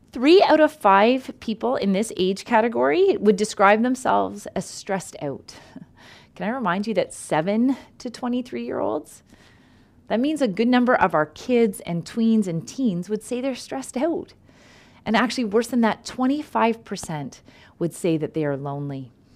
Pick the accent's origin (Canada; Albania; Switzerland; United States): Canada; I'm Canadian